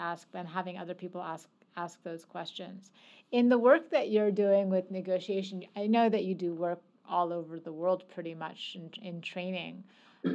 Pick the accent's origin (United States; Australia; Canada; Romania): Canada; as a Canadian